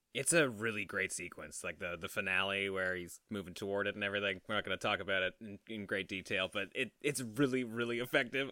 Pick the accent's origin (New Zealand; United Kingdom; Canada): Canada; we're, we're Canadian